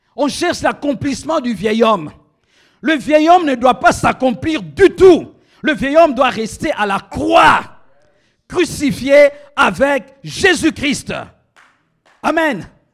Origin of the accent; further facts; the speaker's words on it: DR Congo; moved away; also born or lived in Rabat, Morocco; dans mon pays, on n'utilise pas le lingala ou le chiluba